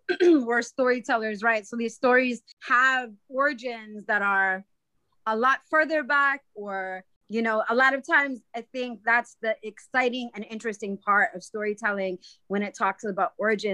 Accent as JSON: {"language": "English", "town": "Waukesha", "region": "Wisconsin", "country": "United States", "tie": "born or raised there", "said": "as somebody who identifies as an Indigenous woman growing up in Waukesha, Wisconsin"}